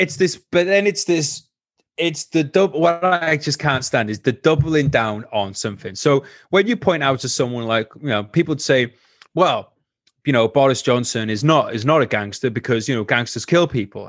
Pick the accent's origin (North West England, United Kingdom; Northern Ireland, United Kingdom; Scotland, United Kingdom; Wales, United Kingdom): Wales, United Kingdom